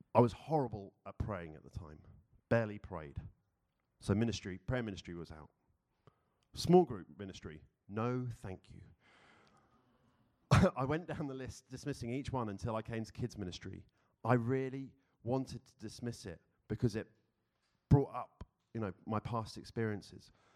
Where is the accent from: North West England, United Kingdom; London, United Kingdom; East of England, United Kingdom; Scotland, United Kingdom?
London, United Kingdom; moved away as an adult; now in Philadelphia, United States; I was born and raised in London, UK.